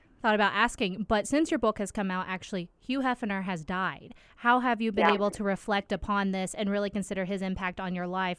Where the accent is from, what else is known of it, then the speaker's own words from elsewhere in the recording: Birmingham, Alabama, United States; I'm a Birmingham native, so the fact that that was filmed in my hometown